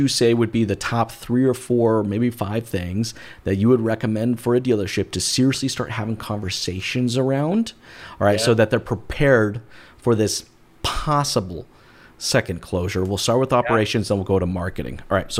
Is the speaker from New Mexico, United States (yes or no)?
yes; Albuquerque, New Mexico, United States; also born or lived in Boise, Idaho; Boise, Idaho. But I grew up all over the western part of the United States. Actually, if I had to call a home, I'd say Albuquerque, New Mexico, the Southwest.